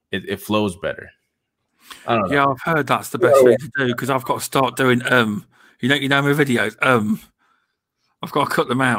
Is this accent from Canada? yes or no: no; United Kingdom; um, we're all British, but VJ lives in California, but he's actually English.